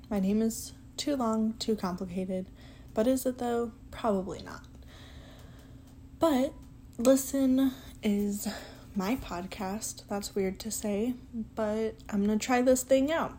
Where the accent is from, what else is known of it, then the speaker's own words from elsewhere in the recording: Detroit, Michigan, United States; moved away as an adult; now in South Bend, United States; I grew up in Detroit, Michigan, like Detroit. A city in Southwest in Mexican Town.